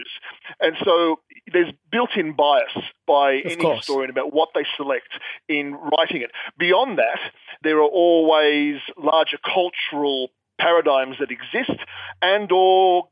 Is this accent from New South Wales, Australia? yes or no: yes; Sydney, New South Wales, Australia; I'm an author from Sydney, Australia